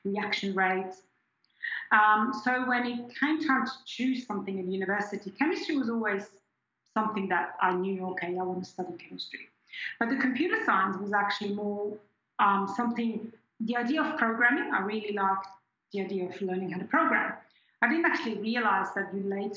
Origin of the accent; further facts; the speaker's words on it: just outside Zurich, Switzerland; first language German; English is a second language; moved away as an adult; also born or lived in Perth, Australia / Queensland, Australia; now in Australia; I grew up in Switzerland in a town just outside of Zurich, and I went to high school in Zurich, in the city itself